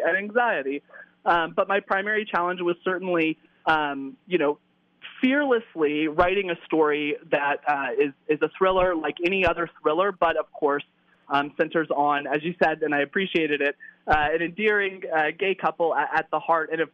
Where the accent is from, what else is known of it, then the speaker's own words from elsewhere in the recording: the South, United States; moved away; I'm originally from the South